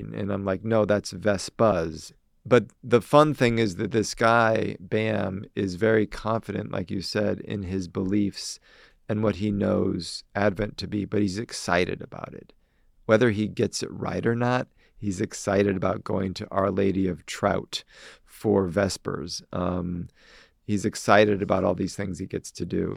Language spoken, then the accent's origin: English; Omaha, Nebraska, United States; moved away as an adult; also born or lived in Milwaukee, Wisconsin / Chicago, Illinois; I'm from Omaha, Nebraska